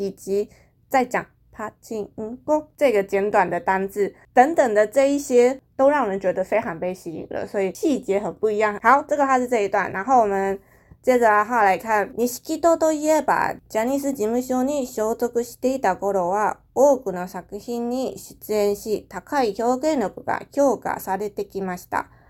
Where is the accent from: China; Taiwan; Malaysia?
Taiwan; 我觉得日本人他们的形容有一些东西真的是看得很细节，就是那个角度视野，可能我们台湾人是不会注意到。